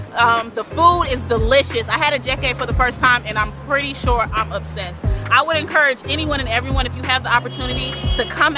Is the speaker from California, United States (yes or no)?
no; Charlotte, North Carolina, United States; I'm from Charlotte, North Carolina, but I am of Liberian descent.